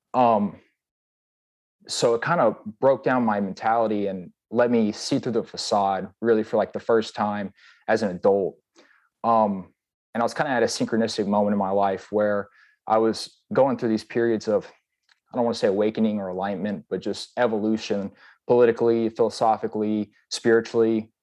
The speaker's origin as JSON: {"language": "English", "area": "Wilmington", "region": "Texas", "country": "United States", "also_born_or_lived": "Guam", "said": "I'm from Texas. I'm actually from Wilmington, Texas."}